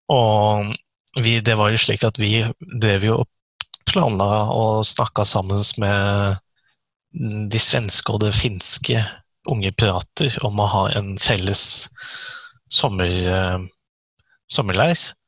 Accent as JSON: {"language": "Norwegian", "region": "Eastern Norway", "country": "Norway", "moved": "as an adult", "lives_now": "Kristiansand, Norway", "said": "jeg er egentlig fra Østlandet òg"}